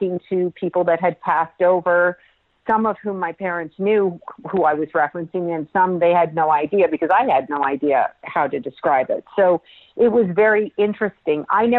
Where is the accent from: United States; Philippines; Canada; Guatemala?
Canada; Toronto, Ontario; but yes, I was born in Toronto, Canada, which is my homeland, my home people. So it's especially nice to be talking to a fellow Canadian.